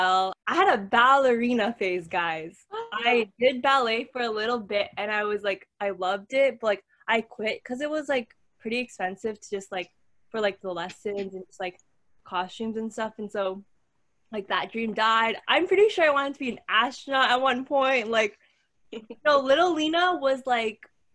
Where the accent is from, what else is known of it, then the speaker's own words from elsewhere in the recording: Canada; I was born and raised in Canada.